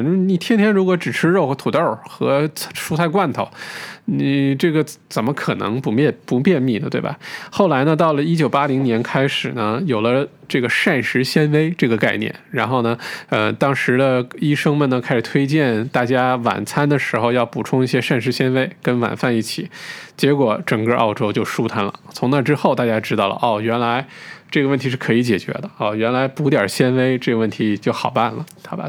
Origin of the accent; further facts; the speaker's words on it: Northeast China, China; now in Australia; 好像小的时候在中国，呃，像我是东北人，呃，小的时候在家里头，冬天的时候也没什么菜